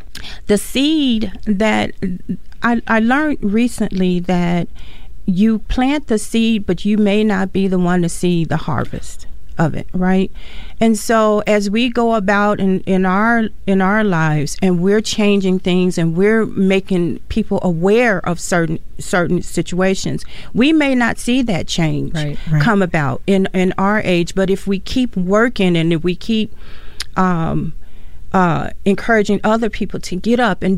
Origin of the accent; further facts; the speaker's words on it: Gary, Indiana, United States; now in Mankato, United States; I came from Gary, Indiana.